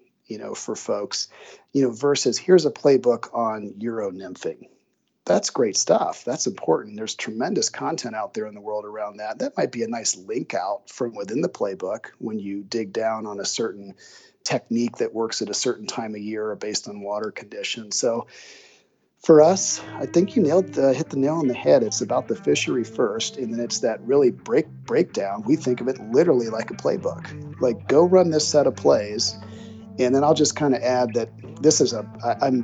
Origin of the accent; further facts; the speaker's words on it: Springfield, Ohio, United States; moved away as an adult; also born or lived in Bloomington, Indiana; I grew up in Springfield, Ohio, kind of a blue collar, middle class town